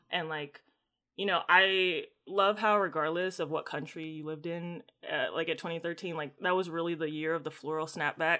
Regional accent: United States; I'm American

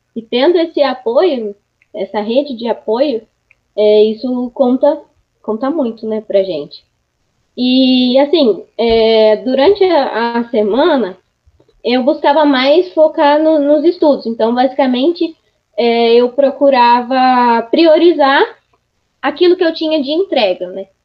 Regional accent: Araras, São Paulo, Brazil; also born or lived in Ribeirão Preto; eu nasci em Araras, e minha família morava em Arara.

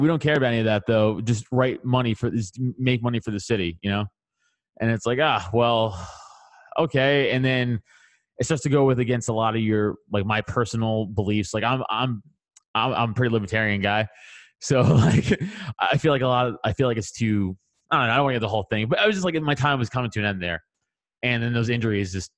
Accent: New York City, New York, United States; I'm from Staten Island, New York, so I grew up in the New York scene

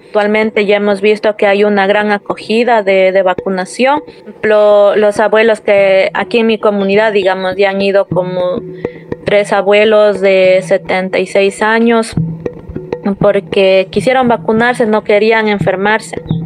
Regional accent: Unión Base, Pastaza, Ecuador; yo soy de nacionalidad quichua, de la provincia de Pastaza, de la comunidad de Unión Base y soy de, soy de Ecuador, de la Amazonía

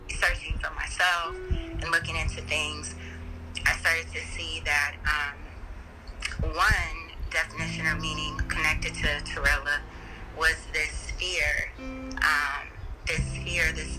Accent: Fresno, California, United States; moved away; also born or lived in Sacramento, California; My formative years, I was raised in Fresno, California

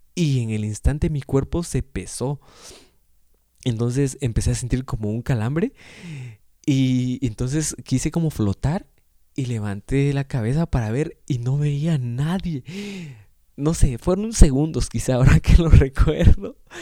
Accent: Guatemala; soy de Guatemala

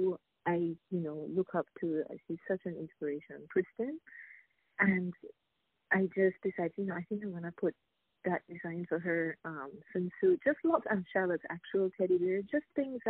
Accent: Jamaica; now in Saint Lucia; I'm originally from Jamaica. I live in St. Lucia

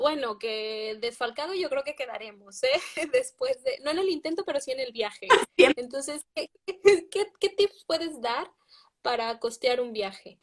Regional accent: Mexico; somos mexicanas

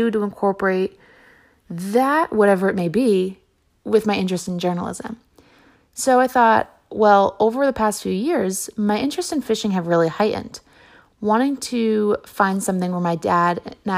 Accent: Barnstable, Massachusetts, United States; growing up in Barnstable, we had striped bass almost every night in the summer.

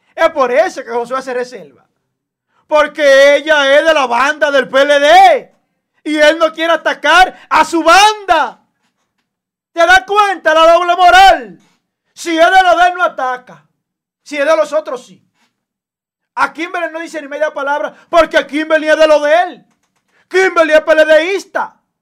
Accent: Dominican Republic; como dominicano

